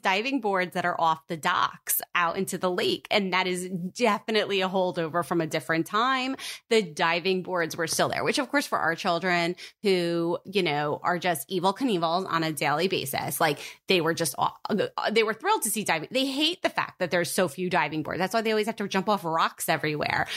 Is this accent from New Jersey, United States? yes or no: yes; New Jersey, United States; born or raised there